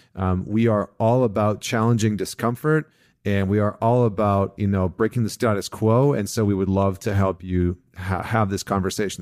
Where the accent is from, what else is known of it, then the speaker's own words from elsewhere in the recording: Vancouver, British Columbia, Canada; a local Vancouver company from, from my, from my hometown